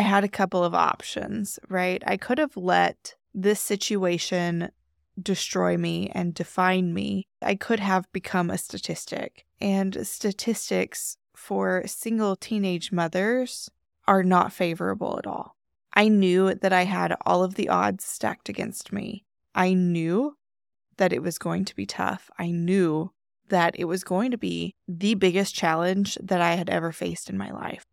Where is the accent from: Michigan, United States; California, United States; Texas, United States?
Texas, United States; moved away as an adult; also born or lived in Washington State; I'm from Texas